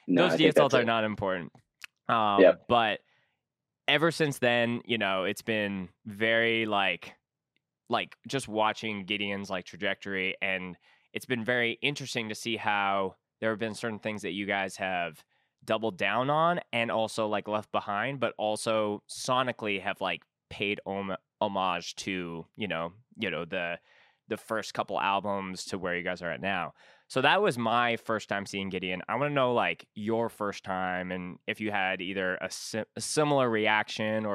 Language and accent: English; Canada; also born or lived in Winnipeg; as a Canadian